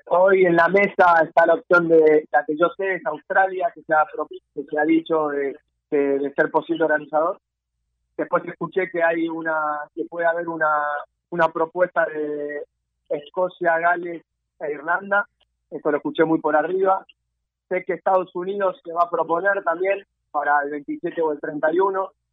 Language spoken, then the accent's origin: Spanish; Argentina; somos un, un país inmigrante